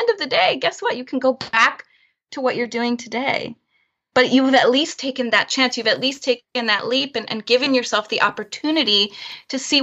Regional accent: Florida, United States; also born or lived in Chicago, United States; now in San Francisco Bay Area, United States; I'm originally from Florida

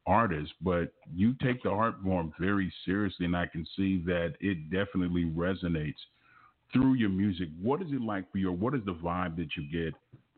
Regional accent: Los Angeles, California, United States; I'm from South Central Los Angeles, graduate of Fremont High School

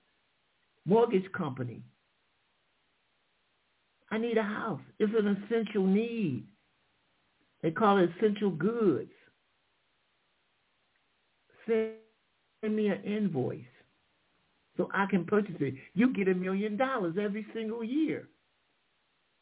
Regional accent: Michigan, United States; I'm from Michigan

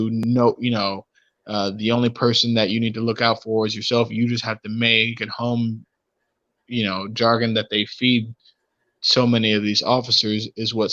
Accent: Cleveland, Ohio, United States; growing up in Cleveland

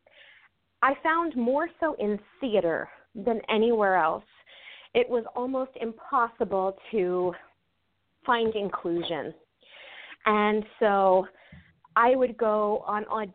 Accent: New Jersey, United States; I grew up in a really small agricultural area in Jersey

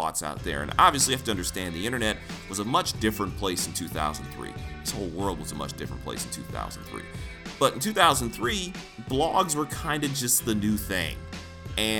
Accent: Detroit, Michigan, United States; also born or lived in Lansing, Michigan; I'm a native of Detroit

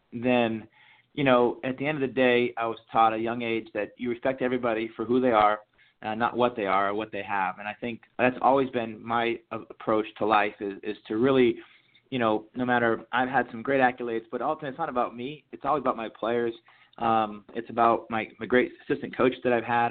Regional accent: Jay, Maine, United States; moved away as an adult; growing up in Maine

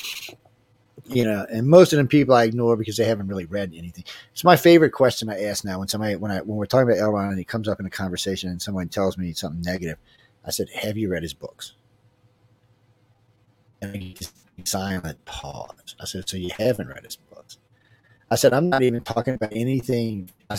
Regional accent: New Orleans, Louisiana, United States; I'm from New Orleans, where we don't even go out till midnight.

